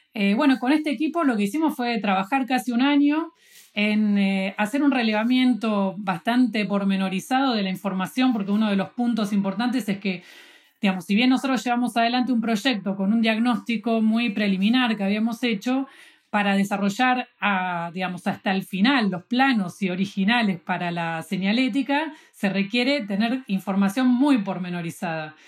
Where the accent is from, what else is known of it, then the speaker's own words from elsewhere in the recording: Buenos Aires, Argentina; soy de Buenos Aires